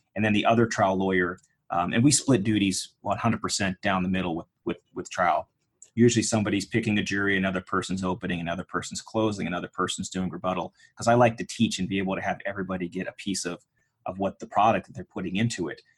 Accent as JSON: {"language": "English", "town": "Pittsburgh", "region": "Pennsylvania", "country": "United States", "tie": "born or raised there", "said": "I grew up in Pittsburgh, Pennsylvania"}